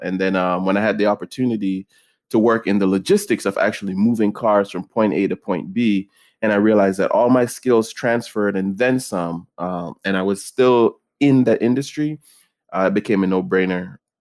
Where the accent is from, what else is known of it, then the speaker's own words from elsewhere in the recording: Jamaica; moved away; growing up in Jamaica